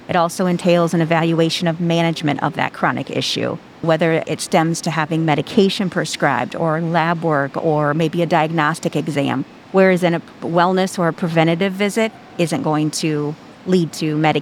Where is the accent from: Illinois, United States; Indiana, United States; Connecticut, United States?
Illinois, United States; Watseka; moved my way into my hometown, Watsika, when they built the facility there